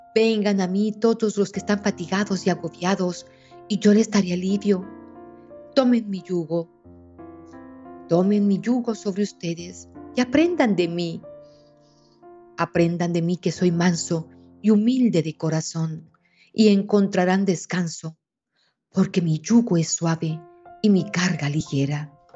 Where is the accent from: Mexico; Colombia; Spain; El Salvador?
Colombia; aquí en Colombia, y en mi tierra somos sus hijos bobos